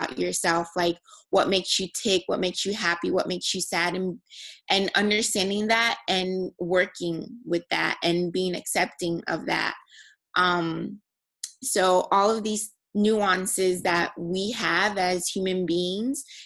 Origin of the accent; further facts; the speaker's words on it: Nigeria; a Nigerian female. You know, growing up in a culture